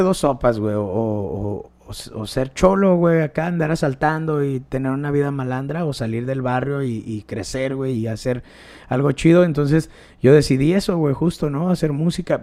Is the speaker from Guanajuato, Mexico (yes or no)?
yes; León, Guanajuato, Mexico; el barrio donde yo nací está culero, güey, está gacho